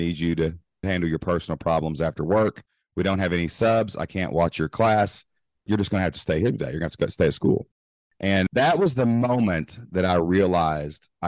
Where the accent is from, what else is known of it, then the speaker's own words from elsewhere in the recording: Southeast Kentucky, United States; I'm actually from Kentucky, Southeast Kentucky, born and raised, remained today.